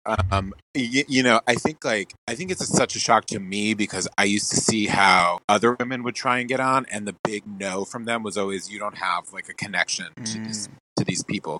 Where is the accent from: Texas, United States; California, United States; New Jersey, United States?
New Jersey, United States; Bridgewater; moved away as an adult; also born or lived in New York City; I am from Jersey. I am from a town called Bridgewater, which is near Princeton. So I'm from the middle of the state, not like the north and not the south, which is very like Philly adjacent. It's just its own little bubble in the middle.